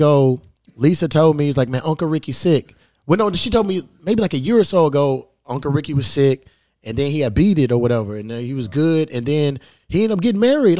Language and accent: English; Newburgh, Indiana, United States; I grew up in Newburgh and shit, so... Yeah, out of Newburgh, there's this little club called The Hole in the Wall.